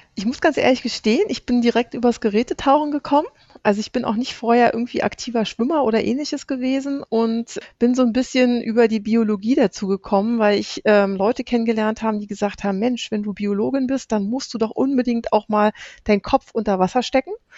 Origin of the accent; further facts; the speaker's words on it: Brandenburg, Germany; ich komme aus Brandenburg